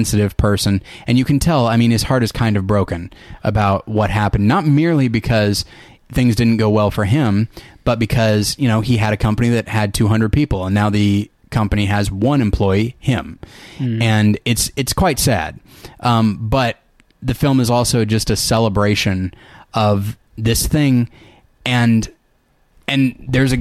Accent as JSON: {"language": "English", "region": "California", "country": "United States", "tie": "born or raised there", "said": "I grew up in California"}